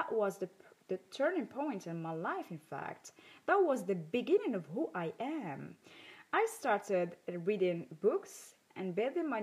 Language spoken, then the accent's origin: English; Morocco; I grew up in Morocco